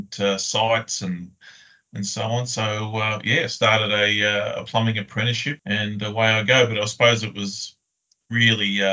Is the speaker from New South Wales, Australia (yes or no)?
no; Melbourne, Victoria, Australia; moved away as an adult; also born or lived in Queensland / Sydney; now in Brisbane, Australia; I grew up in Melbourne, predominantly in a southeastern suburb called Springvale